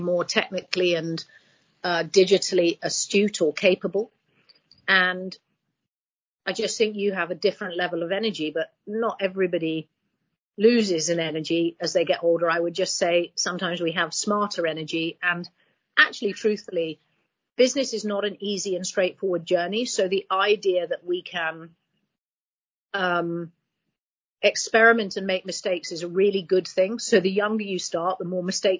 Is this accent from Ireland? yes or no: no; Hong Kong; now in United Kingdom; I grew up in Hong Kong